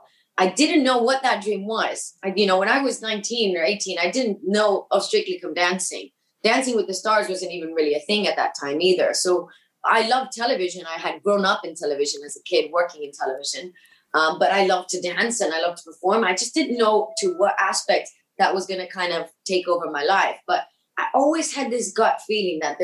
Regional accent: Miami, Florida, United States; first language Spanish; English is a second language; moved away; my hometown, Miami

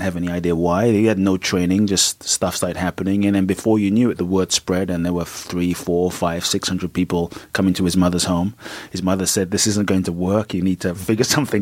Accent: London, United Kingdom; moved away as an adult; also born or lived in Ghana / Peckham; I grew up in London

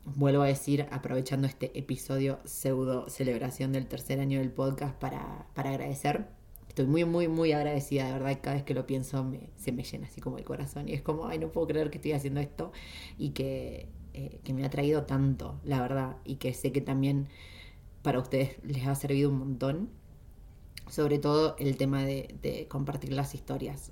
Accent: Junín, Buenos Aires Province, Argentina; moved away as an adult; Junín, que es donde yo nací en Argentina

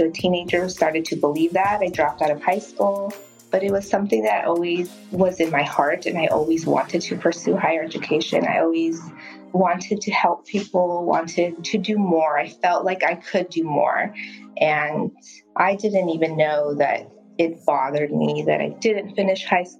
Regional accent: Burbank, California, United States; I grew up in Burbank

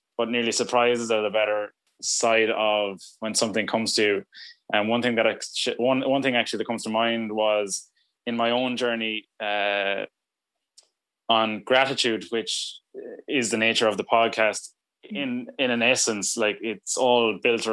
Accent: Ireland; we're Irish

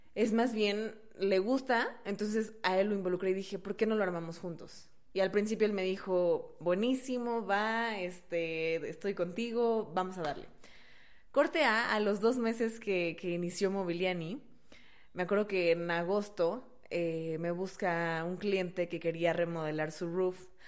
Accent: Mexico; moved away; also born or lived in Brazil; uno como buen mexicano, vivía en Brasil

